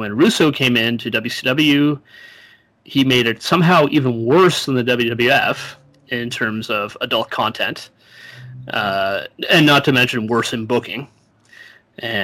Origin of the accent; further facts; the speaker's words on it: Canada; I'm Canadian